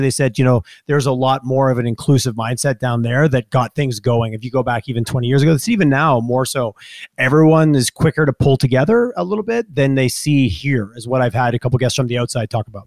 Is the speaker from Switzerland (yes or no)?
no; Montreal, Quebec, Canada; moved away as an adult; now in Calgary, Canada; I grew up in Montreal, so we had Montreal, Toronto thing. I moved here